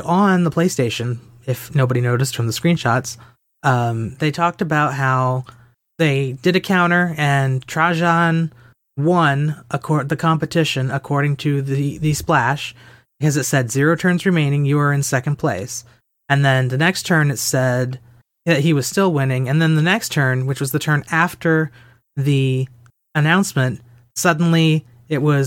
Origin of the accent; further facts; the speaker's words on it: United States; I am American